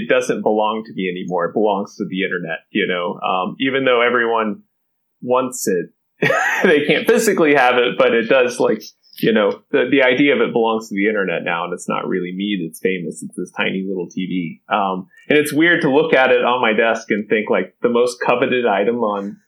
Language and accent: English; Kentucky, United States; I'm originally from Kentucky, grew up in a small town in Kentucky